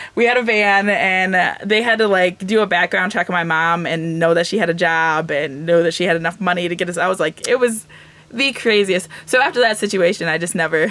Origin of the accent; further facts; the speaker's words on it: Michigan, United States; the community that I'm from is a mix between Ojibwe and Odawa